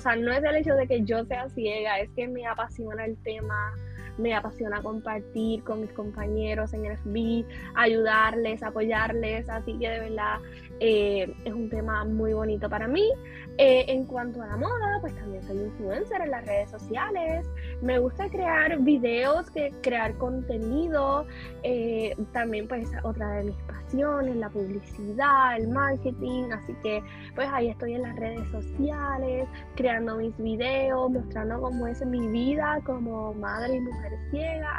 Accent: San Germán, Puerto Rico; en mi caso que soy de San Germán

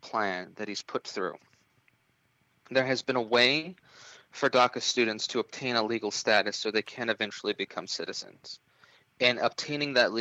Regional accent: Loma Linda, California, United States; my hometown of Loma Linda, California, has 24,000 people in it

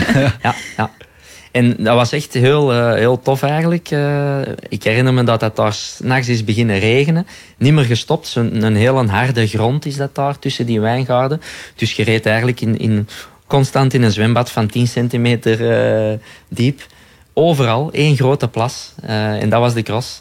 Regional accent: Belgium; wij als Belgen

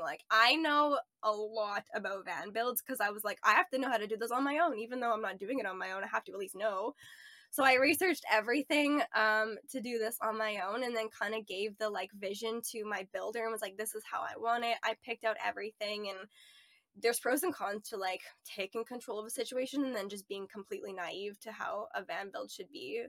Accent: Ontario, Canada; moved away as an adult; also born or lived in Nova Scotia / Edmonton; I grew up in Ontario for most of my life, um, lived in Nova Scotia for part of my life

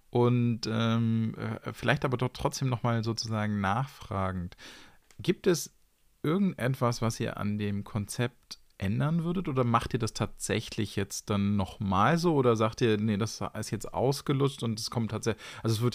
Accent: Hamburg, Germany; weil ich, ich bin in Hamburg groß geworden

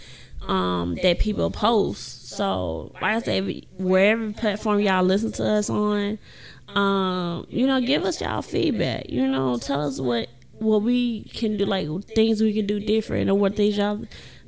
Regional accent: Indianola, Mississippi, United States; raised in the great city of Indianola

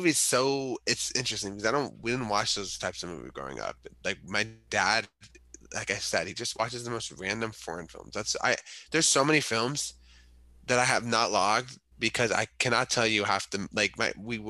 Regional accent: Iran; moved away

